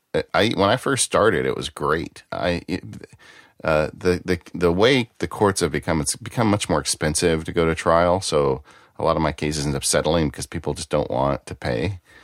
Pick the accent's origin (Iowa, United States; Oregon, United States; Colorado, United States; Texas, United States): Texas, United States; accent: Texas; My Texas accent